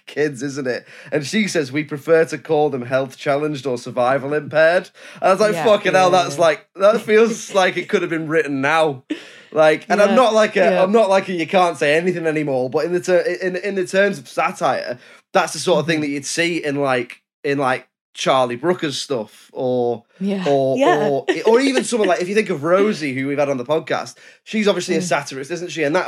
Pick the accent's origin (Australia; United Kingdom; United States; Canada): United Kingdom; I'm British